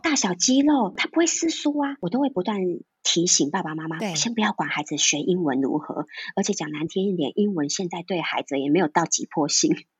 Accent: Taiwan; 我们在台湾都不是每一个人会讲台语，我就是一个亲身例子

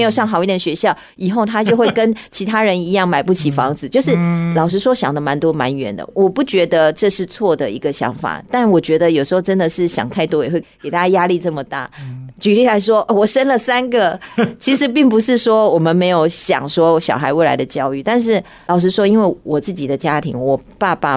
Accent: Miaoli County, Taiwan; moved away as an adult; now in Taipei, Taiwan; 我其实也不是台北人，我是嗯。苗栗人

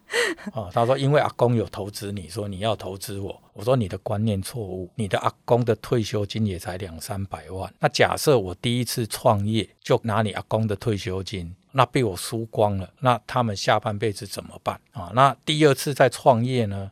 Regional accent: Changhua County, Taiwan; moved away as an adult; also born or lived in Tainan; now in Taipei, Taiwan; 因为我彰化人，我在台南读书，我在左营当兵

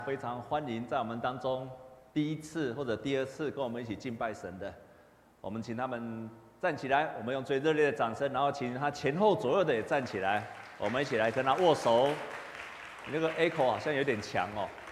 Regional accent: Taipei, Taiwan; 我小时候就住在这附近，我住在长安东路的前面一点

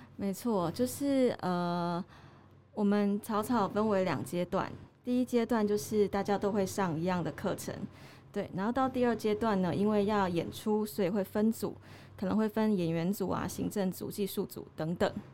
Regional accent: Tainan, Taiwan; also born or lived in Taipei; now in Chiayi, Taiwan; 我是台南人，南部的人嘛

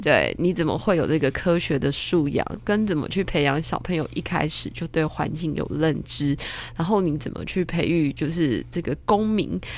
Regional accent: Taiwan; 我以前小时候是在眷村长大，但是我，我不是那个外省人，我是本省人

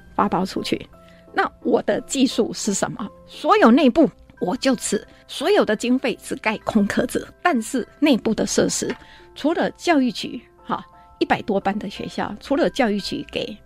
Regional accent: Shulin, New Taipei, Taiwan; 这是我的家乡

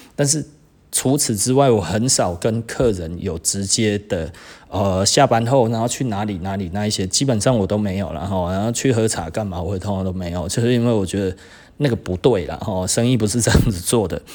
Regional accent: Taiwan; 我们台湾人

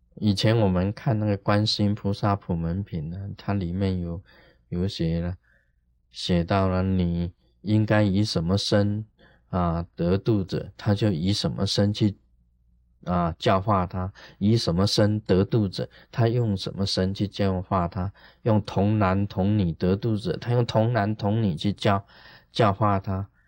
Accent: Taiwan; 我们台湾话

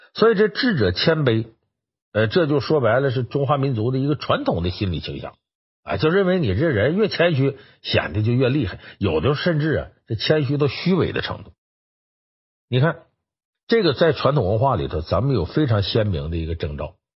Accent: China; 我们中国人

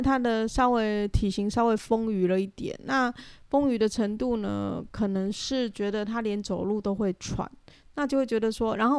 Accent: Taiwan; 就说我是台湾人。

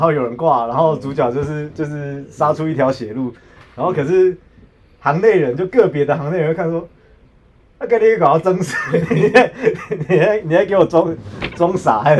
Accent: Taiwan; 可是对老外来说说，可是是因为我们台湾人太少干架了。

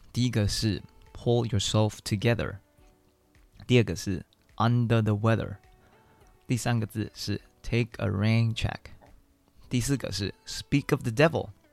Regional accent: Taiwan; moved away; also born or lived in United States; 我们台湾人

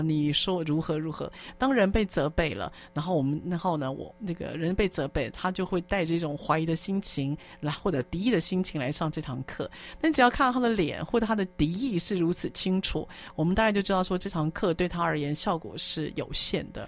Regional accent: Taipei, Taiwan; 我在龙山寺长大

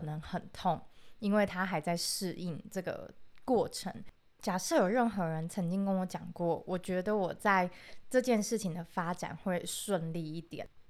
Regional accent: rural Pingtung, Pingtung County, Taiwan; 我是一个来自屏东乡下的小朋友

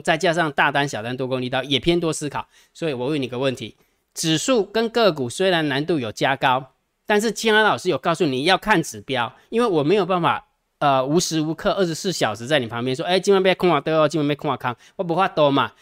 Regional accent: Jiadong, Pingtung County, Taiwan; 出生在屏东嘉东石光县啊

